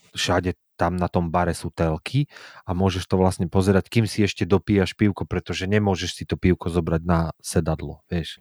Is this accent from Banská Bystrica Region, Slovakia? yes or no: yes; Banská Bystrica Region, Slovakia; moved away; u nás v Bystrickom